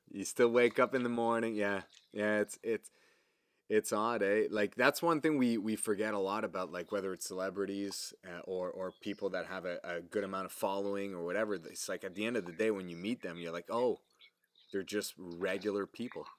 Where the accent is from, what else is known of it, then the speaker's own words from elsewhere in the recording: Canada; accent: French; English is a second language; everybody knows I'm French, obviously, you can probably hear it in my accent